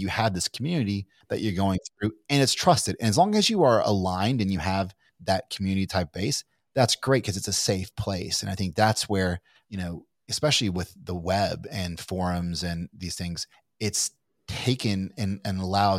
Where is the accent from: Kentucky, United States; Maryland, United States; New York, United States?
Kentucky, United States; I'm from Kentucky, but I don't think I sound like I'm from Kentucky.